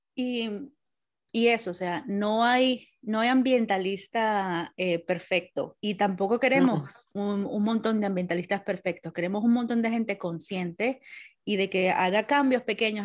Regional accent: Venezuela; now in Wales, United Kingdom; el año que viene cumplo 20 años que me fui de Venezuela

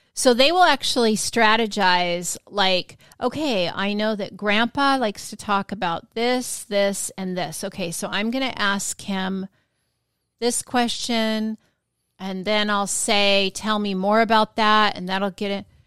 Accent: Washington, United States; now in Florida, United States; I was from Washington State

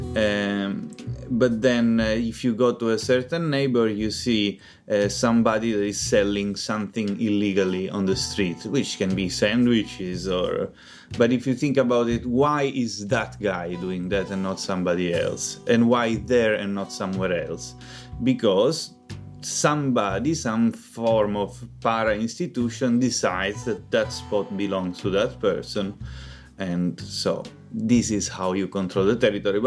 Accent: Palermo, Sicily, Italy; I'm from Palermo, which is the biggest city in Sicily

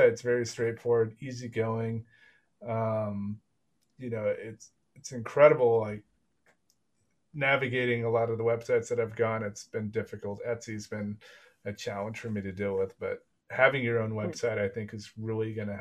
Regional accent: Texas, United States; moved away as an adult; now in Europe; I'm from Texas

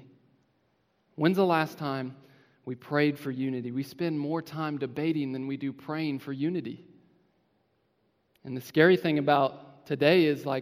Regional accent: Independence, Missouri, United States; I'm from Independence, Missouri

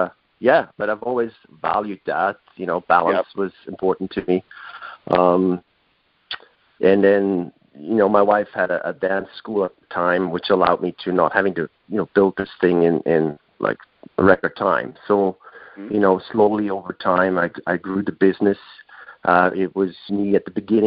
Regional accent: Switzerland; moved away as an adult; now in North Vancouver, Canada; my homeland where I was born in Switzerland

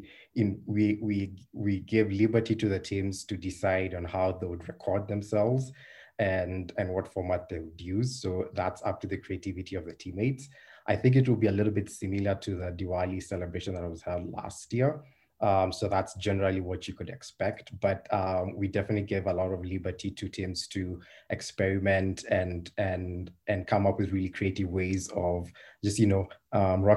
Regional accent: Nairobi, Kenya; now in Ann Arbor, United States; I am originally from Nairobi, Kenya, and a former architect

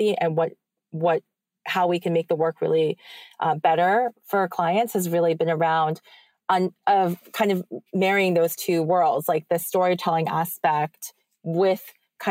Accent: New York, United States; as like a New Yorker

